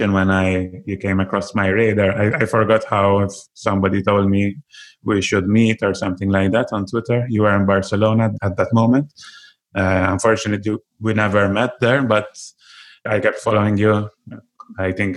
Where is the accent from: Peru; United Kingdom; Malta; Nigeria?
Malta; I'm from Malta